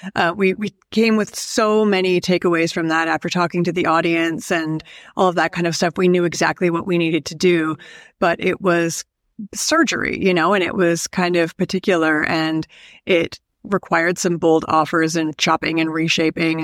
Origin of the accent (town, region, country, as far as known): Canada